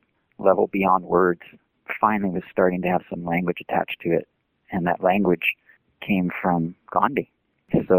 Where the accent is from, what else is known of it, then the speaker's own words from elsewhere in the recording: San Diego, California, United States; now in Chico, United States; I grew up in San Diego